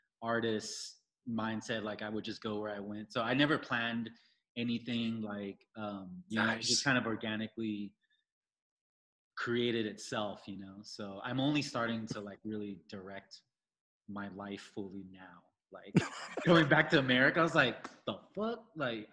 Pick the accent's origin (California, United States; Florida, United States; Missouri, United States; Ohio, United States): California, United States; Riverside; also born or lived in Vietnam; now in Los Angeles, United States; I was born and raised in Riverside in LA, but the last 10 years I was living in Asia, and then I just came back a few years ago